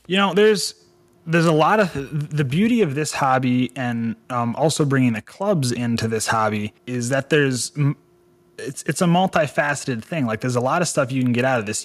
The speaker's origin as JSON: {"language": "English", "region": "Michigan", "country": "United States", "tie": "born or raised there", "said": "a boy growing up in Michigan playing in the woods with frogs and snakes and salamanders"}